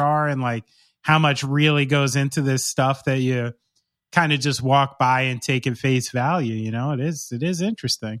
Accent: Somerville, New Jersey, United States; I was born in Somerville, New Jersey

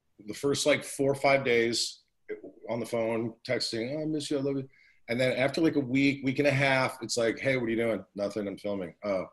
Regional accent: New Jersey, United States; I'm from Jersey

